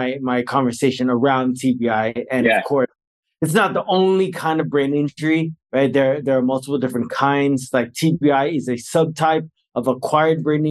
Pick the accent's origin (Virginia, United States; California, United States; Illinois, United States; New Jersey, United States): California, United States; Bay Area, Northern; moved away as an adult; now in Fullerton, United States; I'm originally from California. I'm from Northern California, the Bay Area. I'm a very proud Bay Area resident.